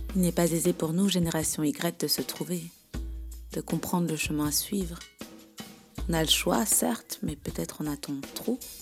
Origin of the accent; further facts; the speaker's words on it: Belgium; Je suis belge, j'ai 32 ans.